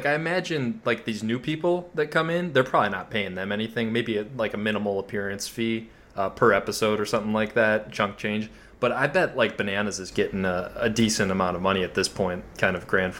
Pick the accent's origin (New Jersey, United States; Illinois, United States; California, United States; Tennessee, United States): Illinois, United States; Chicago; I grew up in the Chicago area in the 90s